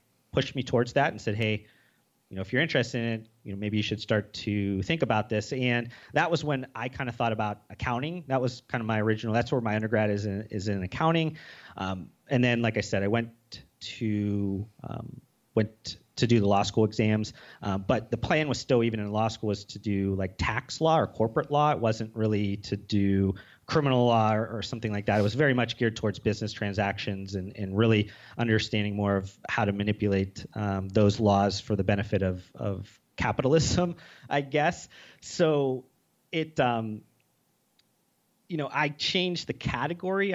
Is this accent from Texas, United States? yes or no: no; Youngstown, Ohio, United States; growing up in Youngstown, Ohio, which is very much blue collar